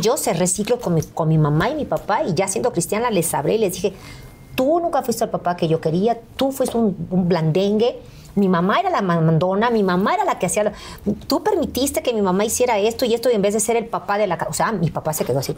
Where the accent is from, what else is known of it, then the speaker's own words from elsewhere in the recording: Veracruz, Mexico; moved away; llegué a donde yo nací, a la Beneficencia Española, allí en Veracruz